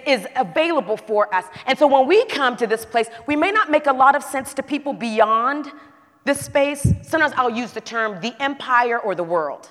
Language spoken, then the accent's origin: English; the South, United States